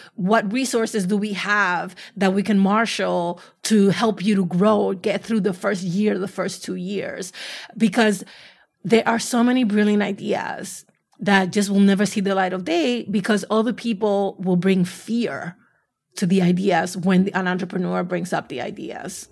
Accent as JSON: {"language": "English", "town": "New York City", "region": "New York", "country": "United States", "said": "I'm from the Bronx"}